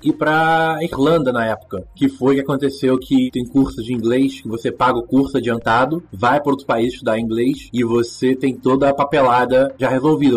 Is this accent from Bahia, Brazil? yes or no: no; São Gonçalo, Rio de Janeiro, Brazil; moved away as an adult; also born or lived in Ireland; now in Poland; Nasci e cresci no São Gonçalo, Rio de Janeiro, no estado do Rio de Janeiro